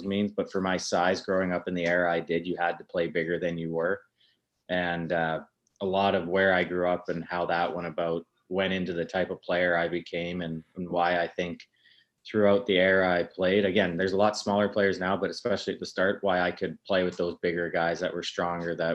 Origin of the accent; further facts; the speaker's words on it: Lethbridge, Alberta, Canada; I grew up in North Lethbridge